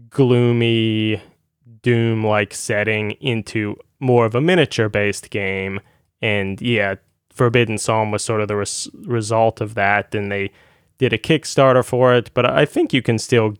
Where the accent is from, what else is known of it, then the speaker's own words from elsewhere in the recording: United States; being an American